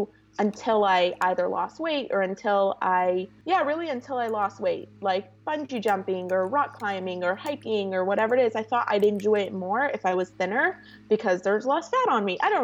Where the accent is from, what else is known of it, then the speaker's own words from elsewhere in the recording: Toronto, Ontario, Canada; moved away as an adult; now in California, United States; born and raised in Toronto, I grew up in a yeshivish community.